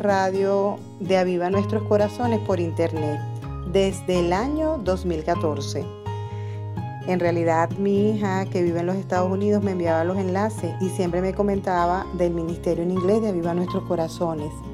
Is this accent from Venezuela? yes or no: yes; Venezuela; soy venezolana